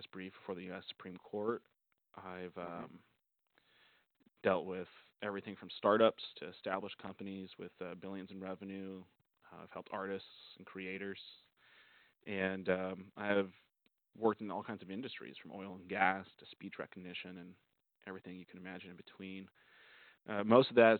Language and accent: English; Oregon, United States; moved away as an adult; now in Southern California, United States; I'm originally from Oregon